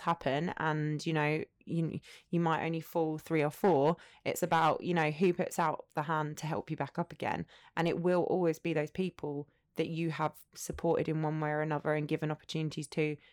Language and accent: English; Essex, East of England, United Kingdom; moved away as an adult; also born or lived in North London; now in United Arab Emirates; grew up in Essex, went to Essex University